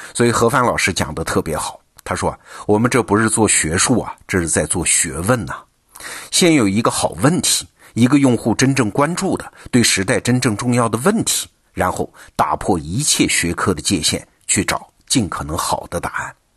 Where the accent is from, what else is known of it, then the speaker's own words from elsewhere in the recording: China; 我们这一代中国人